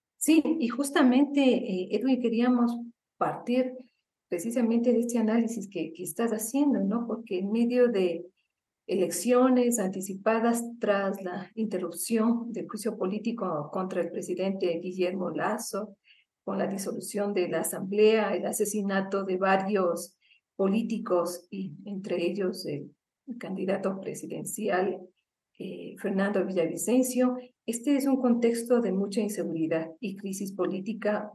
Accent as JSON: {"language": "Spanish", "country": "Ecuador", "said": "nos hemos planteado como ecuatorianos"}